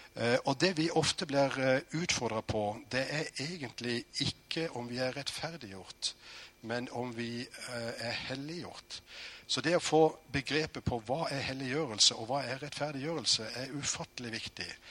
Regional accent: Norway; jeg er født i Norge

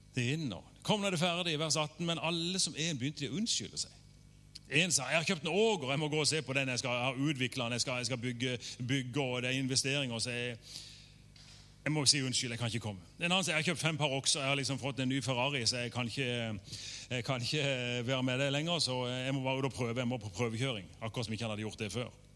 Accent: Norway; jeg har, norsk pass

